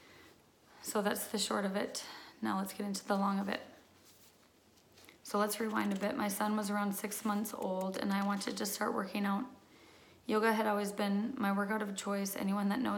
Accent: Minnesota, United States; I am from Minnesota

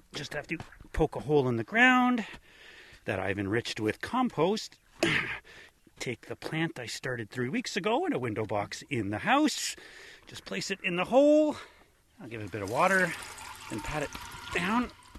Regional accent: Kawartha Lakes, Ontario, Canada; Just go with Kawartha Lakes. Great place. Great stories.

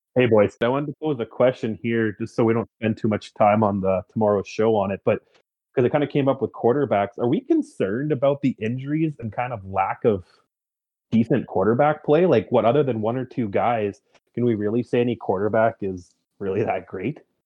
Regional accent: Canada; me being a Canadian

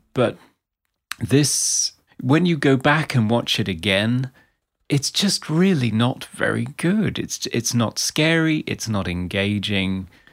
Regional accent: Outer Hebrides, Scotland, United Kingdom; moved away; where I grew up in the Outer Hebrides in Scotland

